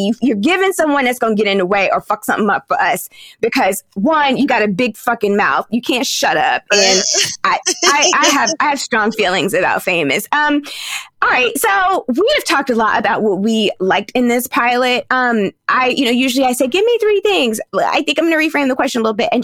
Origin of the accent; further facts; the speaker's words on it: Virginia, United States; moved away; also born or lived in New York; I grew up in Virginia